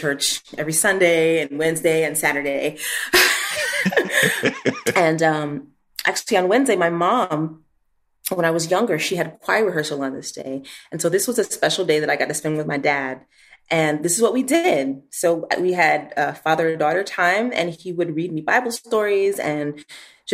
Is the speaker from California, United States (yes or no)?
no; Chicago, Illinois, United States; moved away as an adult; also born or lived in Washington, D.C. / New York City; now in Vienna, Austria; I grew up about 20 minutes outside of Chicago